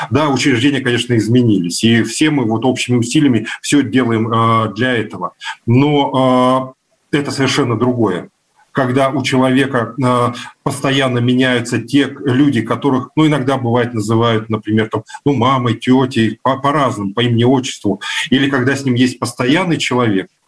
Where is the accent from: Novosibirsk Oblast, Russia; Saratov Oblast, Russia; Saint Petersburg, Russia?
Novosibirsk Oblast, Russia; Novosibirsk; born or raised there